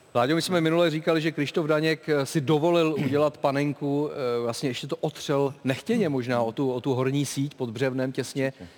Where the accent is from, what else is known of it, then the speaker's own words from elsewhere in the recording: Prague, Czechia; narodil jsem se na Žižkově a od eh, školky až po vysokou školu jsem prostě byl Žižkovák